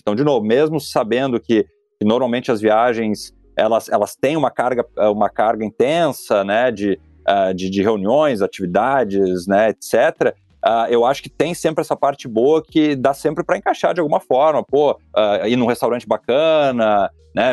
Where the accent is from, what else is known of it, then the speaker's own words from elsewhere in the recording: Taquara, Rio Grande do Sul, Brazil; accent: gauchês; moved away as an adult; also born or lived in São Paulo / Portland, United States; retornei à minha cidade natal, né, eu, te, eu, moro em Taquara